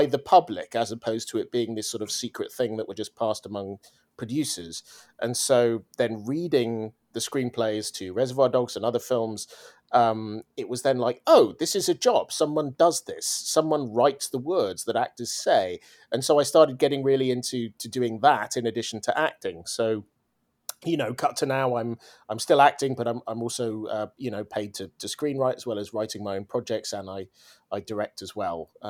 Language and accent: English; Swansea, Wales, United Kingdom; I am from Swansea in Wales in the UK. I'm a proud Welshman. I don't sound Welsh because my parents are English